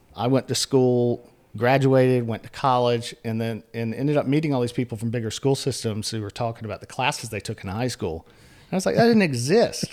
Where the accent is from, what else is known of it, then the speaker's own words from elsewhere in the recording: Elizabeth City, North Carolina, United States; I grew up in Elizabeth City, which is out in northeastern North Carolina.